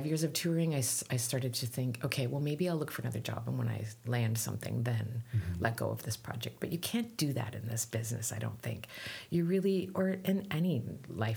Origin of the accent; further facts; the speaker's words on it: Canada; I'm Canadian